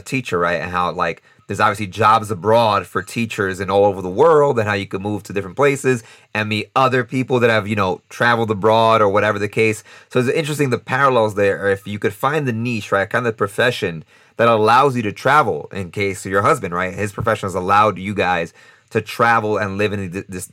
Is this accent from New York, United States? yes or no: yes; New York, United States; now in Costa Rica; I'm from New York